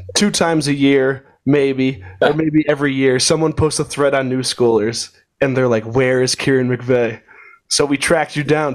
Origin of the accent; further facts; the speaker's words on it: Burlington, Connecticut, United States; I'm from Burlington, Connecticut, so right by Ski Sundown